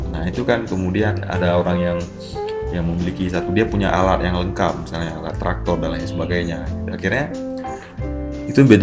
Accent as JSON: {"language": "Indonesian", "region": "Aceh", "country": "Indonesia", "said": "Saya Aceh, ba ah, saya ba selalu dengan bagaimana menemukan identitas keacehan dalam karya"}